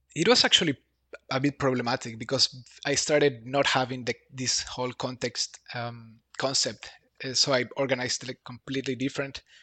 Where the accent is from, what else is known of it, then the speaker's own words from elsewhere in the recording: Bolivia; moved away as an adult; now in Berlin, Germany; I'm from Bolivia. I live in Berlin, Germany for five years now.